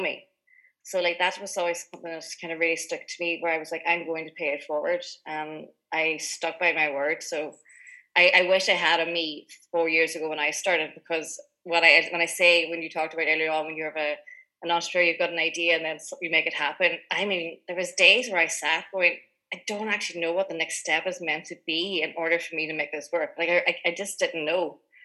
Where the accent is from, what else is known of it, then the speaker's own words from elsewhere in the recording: Greencastle, Ulster, Ireland; also born or lived in United Kingdom; I grew up in Greencastle, which is in Inishowen